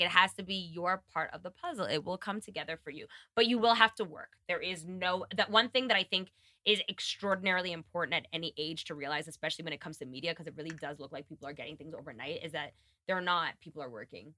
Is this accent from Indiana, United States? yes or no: no; New York City, New York, United States; moved away; also born or lived in Kenya; being a New Yorker.